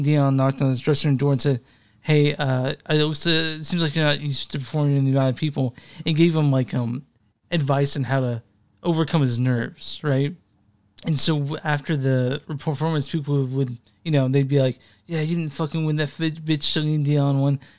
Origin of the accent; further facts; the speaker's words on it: near Duncanville, Texas, United States; which is like maybe 15 minutes where I grew up